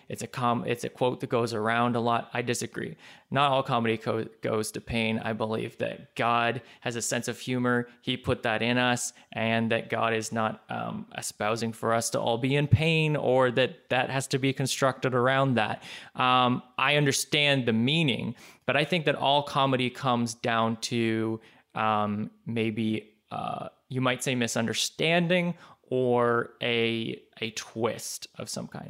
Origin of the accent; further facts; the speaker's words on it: Canada; I'm Canadian